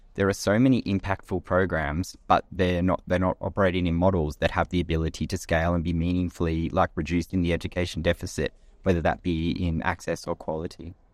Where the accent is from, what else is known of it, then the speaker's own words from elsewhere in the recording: Australia; moved away as an adult; also born or lived in Kenya / London; I grew up in Australia